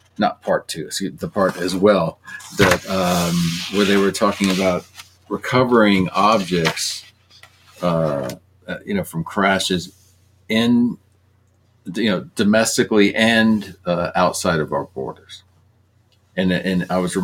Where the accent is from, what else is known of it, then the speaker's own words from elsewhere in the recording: Louisiana, United States; I grew up in Louisiana, after all